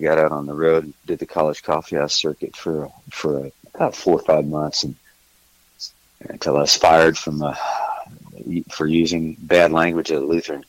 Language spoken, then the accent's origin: English; Missouri, United States; moved away as an adult; also born or lived in California / Texas; now in Nashville, United States; Well, originally I'm from Missouri, and I got out of there pretty much as quickly as I could